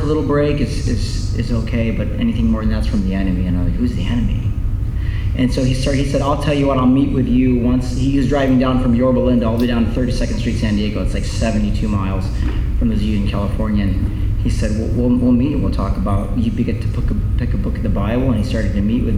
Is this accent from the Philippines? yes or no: yes; Philippines; I'm Filipino